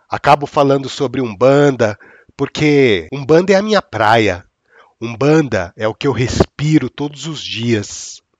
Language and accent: Portuguese; Bahia, Brazil; Mas rapaz … eu não sou teu, eu não sou meu, eu não sou de ninguém, eu sou baiano. Eu sou baiano, mas eu sou livre.